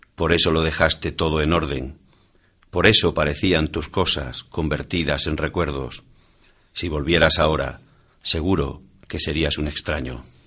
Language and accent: Spanish; Almaraz, Extremadura, Spain; el Ayuntamiento de Almaraz, ¿no? el, que es mi pueblo